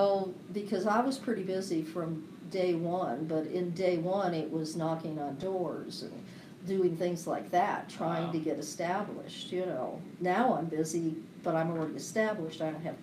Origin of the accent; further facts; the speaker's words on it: California, United States; moved away as an adult; honey, I'm from California.